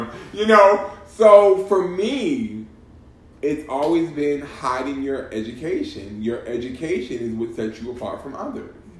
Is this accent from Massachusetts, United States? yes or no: yes; Boston, Massachusetts, United States; I'm from Boston